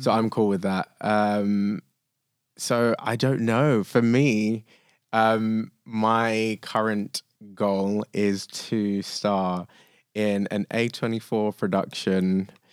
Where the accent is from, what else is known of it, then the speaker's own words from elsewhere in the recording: London, United Kingdom; I think of myself as lucky, but lucky enough to grow up in London